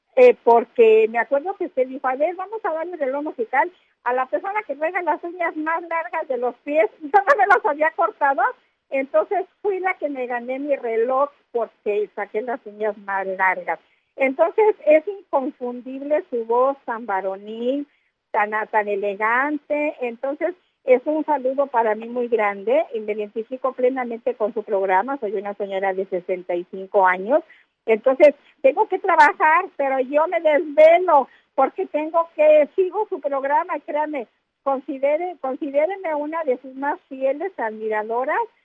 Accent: Mexico City, Mexico; moved away; yo me considero mexicana y chilanga morir

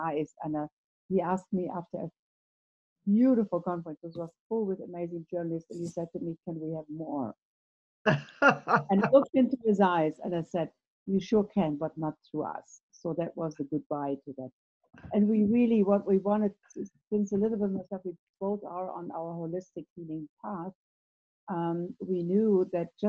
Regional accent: Germany; I was born in Germany in the 50s, and that was probably not the best time to grow up in a country like Germany.

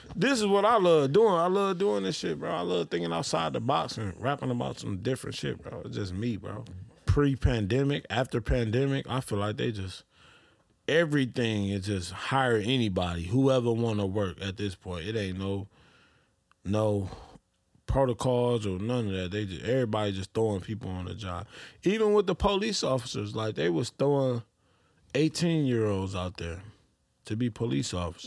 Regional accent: Detroit, Michigan, United States; I'm from Detroit

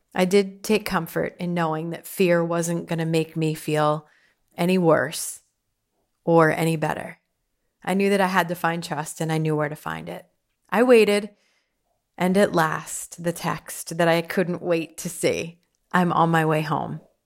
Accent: Pottsville, Pennsylvania, United States; I grew up in Pottsville

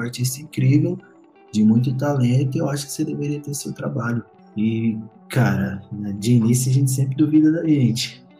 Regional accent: Goiânia, Goiás, Brazil; moved away as an adult; also born or lived in Brasília; mais novo, eu achava que eu nunca sairia da, do meu bairro, da minha cidade

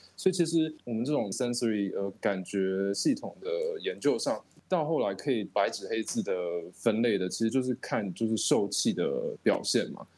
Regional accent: Tainan, Taiwan; 我们台台南人的饮食习惯

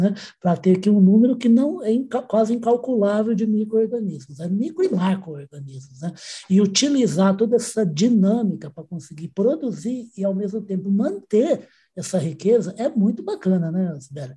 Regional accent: Ribeirão Preto, São Paulo, Brazil; Eu sou de Ribeirão Preto, por isso que eu não nasci em Ribeirão, mas vivi tanto tempo que na faculdade eu virei o …

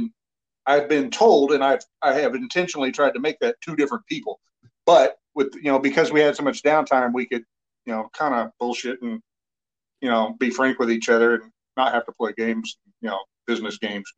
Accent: Missouri, United States; That's where I grew up, yeah.

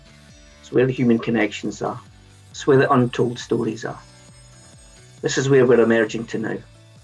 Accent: Scotland, United Kingdom; Hey, Sath, also from Scotland.

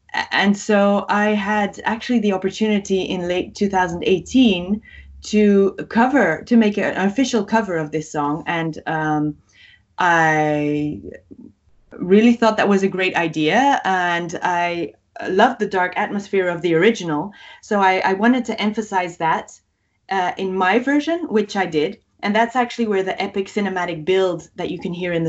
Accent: Greece; English is a second language; also born or lived in Belgium; Actually, I didn't grow up in Belgium. That's the interesting thing. I moved to Greece with my parents because they went there for work, and I went to a British embassy school.

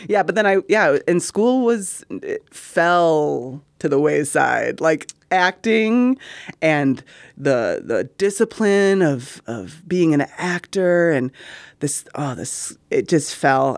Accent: Middleton, Wisconsin, United States; we're two people from Middleton, Wisconsin

